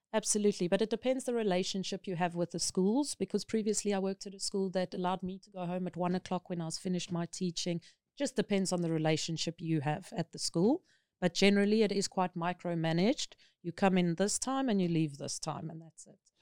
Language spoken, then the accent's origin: English; South Africa; moved away as an adult; now in Thailand; as a South African, because we considered non-native speakers here, they require this from you.